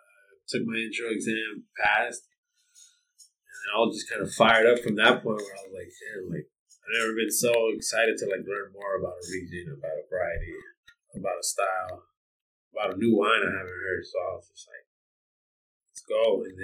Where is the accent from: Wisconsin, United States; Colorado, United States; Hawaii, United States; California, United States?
California, United States; Los Angeles; I was born and raised in Los Angeles, you know, part of the public school system.